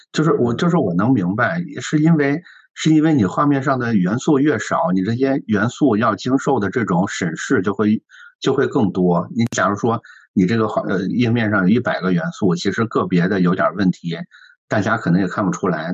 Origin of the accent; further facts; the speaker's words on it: Shandong, China; 我作为一个山东人